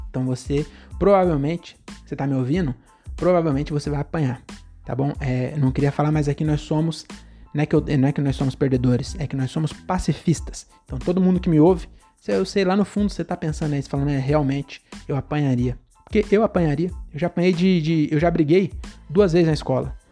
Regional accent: Francisco Morato, São Paulo, Brazil; Francisco Morata, minha cidade, praticamente minha cidade natal, eu nasci, morei 11 anos na, na Consolação e depois eu fui para Morato sem escala

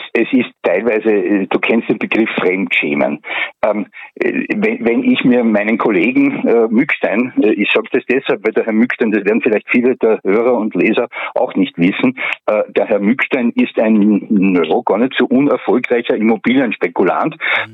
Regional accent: Graz, Styria, Austria; now in Puchberg am Schneeberg, Austria; ich bin ein Grazer, aber mich hat da hierher verschlagen

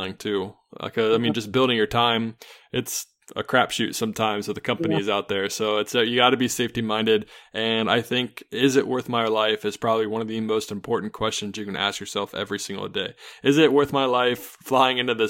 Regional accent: Charlotte, North Carolina, United States; I grew up in Charlotte

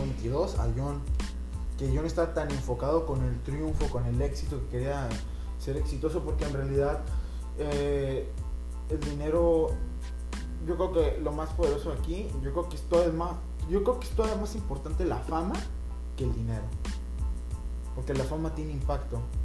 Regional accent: Mexico; como latinoamericanos, como mexicanos

